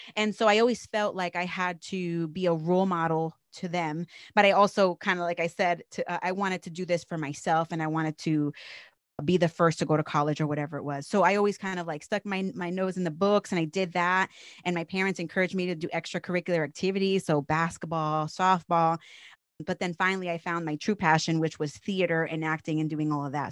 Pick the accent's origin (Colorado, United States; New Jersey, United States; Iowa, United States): New Jersey, United States; I'm from New Jersey, born and raised. So, I'm a Jersey girl